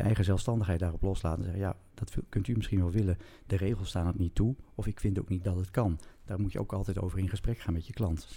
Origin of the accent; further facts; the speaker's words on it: Groningen, Netherlands; ik kom uit Groningen